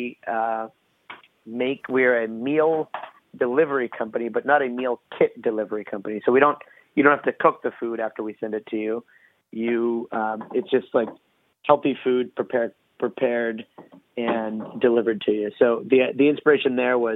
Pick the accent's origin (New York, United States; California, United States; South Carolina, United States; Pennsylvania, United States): Pennsylvania, United States; Pittsburgh; I went to Carnegie Mellon in my hometown of Pittsburgh